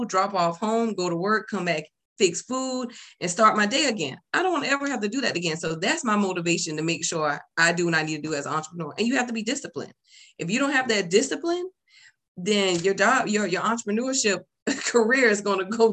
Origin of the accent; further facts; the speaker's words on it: the South, United States; also born or lived in California; I'm a down south girl